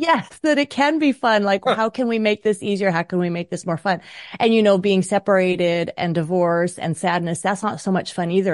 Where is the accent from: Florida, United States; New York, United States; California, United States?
New York, United States; I was born in New York